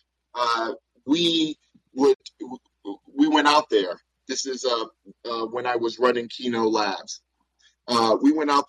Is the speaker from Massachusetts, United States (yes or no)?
no; New York City, New York, United States; I grew up in Bedford-Stuyvesant, Brooklyn during the 80s and 90s